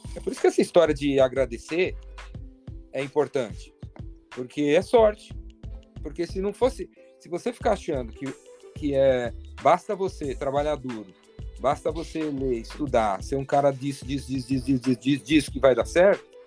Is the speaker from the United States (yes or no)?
no; São Paulo, Brazil; Eu tô em São Paulo, sou de São Paulo, paulistano